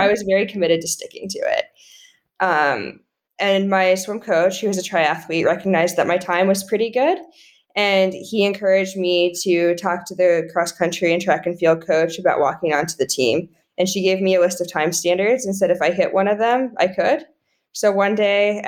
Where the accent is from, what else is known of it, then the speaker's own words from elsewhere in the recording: Colorado, United States; moved away as an adult; I grew up in Colorado. I always went home to Colorado for the summer